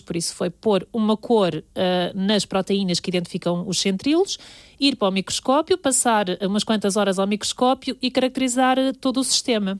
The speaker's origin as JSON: {"language": "Portuguese", "town": "Lourinhã", "region": "Lisbon", "country": "Portugal", "also_born_or_lived": "Porto", "moved": "as an adult", "said": "Eu sou da Lornhã"}